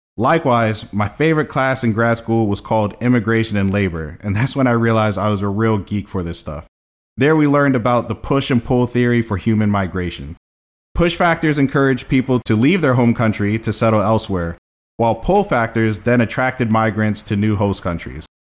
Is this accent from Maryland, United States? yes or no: yes; Columbia, Maryland, United States; also born or lived in Brooklyn, New York; growing up in Columbia